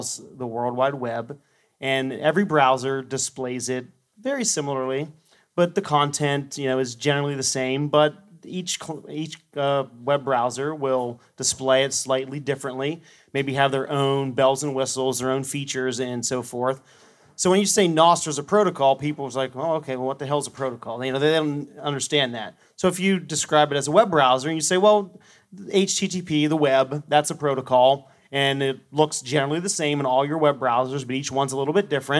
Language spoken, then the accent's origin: English; central Pennsylvania, United States; About 11 hours north of here in central Pennsylvania